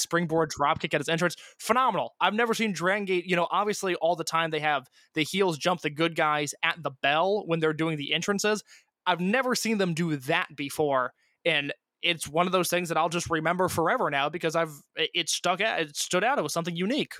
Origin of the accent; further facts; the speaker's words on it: Indiana, United States; I'm from Indiana.